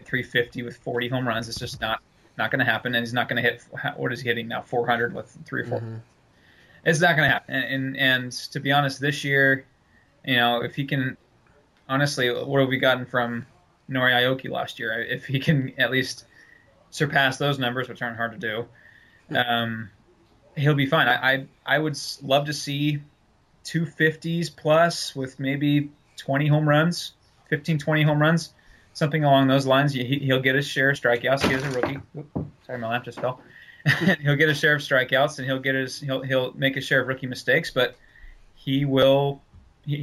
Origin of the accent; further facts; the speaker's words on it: San Diego, California, United States; moved away as an adult; also born or lived in Seattle area; now in Seattle, United States; I grew up in San Diego. I only moved here 2 years ago.